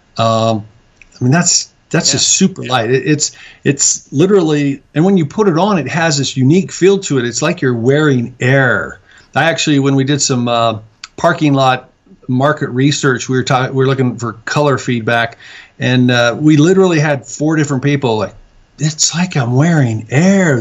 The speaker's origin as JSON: {"language": "English", "town": "Salt Lake City", "region": "Utah", "country": "United States", "moved": "as an adult", "lives_now": "Mount Pleasant, United States", "said": "I was originally from Salt Lake"}